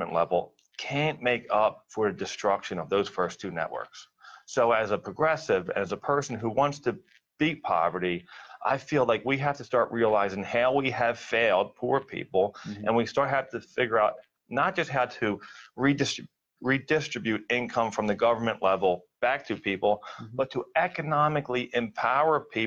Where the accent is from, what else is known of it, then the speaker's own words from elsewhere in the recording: Philadelphia, Pennsylvania, United States; when I grew up in Philadelphia, I grew up on Spencer Street, working class neighborhood